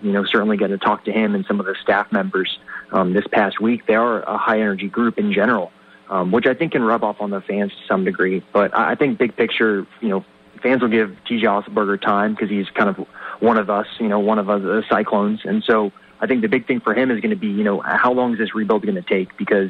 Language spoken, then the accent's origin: English; Kansas, United States; I come from Kansas where you know it's football instead of basketball, or you know where football is really bad, basketball is really good, and all of a sudden it seems like I've come here and it's all flipped.